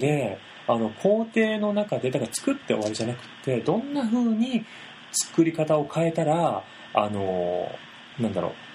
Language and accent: Japanese; Kansai, Japan; 関西人なんですよね